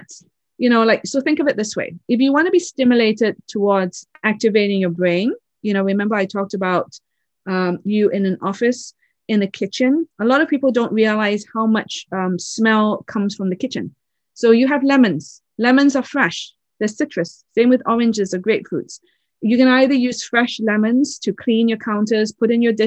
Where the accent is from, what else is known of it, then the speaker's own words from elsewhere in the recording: Oxford, South East England, United Kingdom; I was born in England, in Oxford